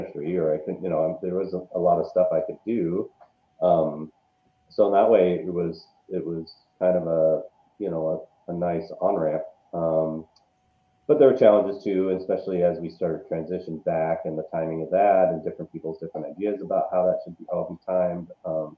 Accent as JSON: {"language": "English", "town": "Seattle", "region": "Washington", "country": "United States", "also_born_or_lived": "Los Angeles / Las Vegas", "moved": "yes", "lives_now": "Madison, United States", "said": "I'm originally from Seattle, Washington, spent some time in Los Angeles, Washington, D.C., Las Vegas, and now Wisconsin"}